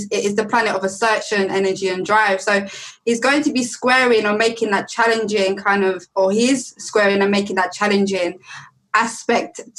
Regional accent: France; I was born in France, okay?

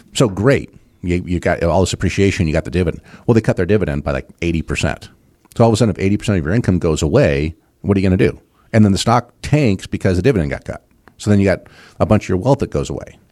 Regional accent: West Coast, United States; moved away; I grew up on the West Coast

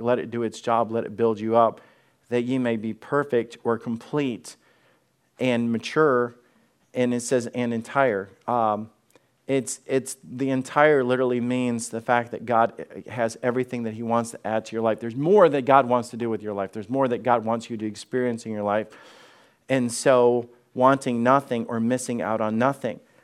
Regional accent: Alabama, United States; moved away; I'm from Alabama

